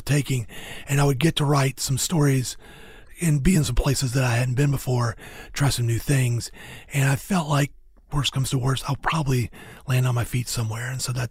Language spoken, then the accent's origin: English; the South, United States; as a Southerner, especially somebody who lived in the South basically my whole life